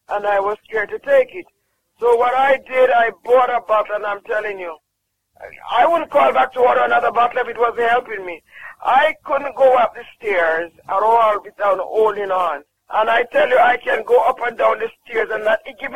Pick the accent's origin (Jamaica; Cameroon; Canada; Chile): Jamaica; I'm from Jamaica.